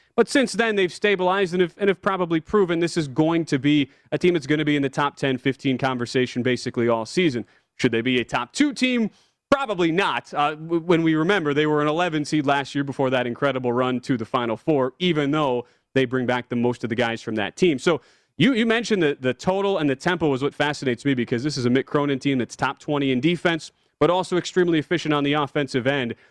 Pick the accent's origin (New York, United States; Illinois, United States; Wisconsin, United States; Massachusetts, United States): Wisconsin, United States; Milwaukee; now in Las Vegas, United States; Milwaukee, which is my hometown.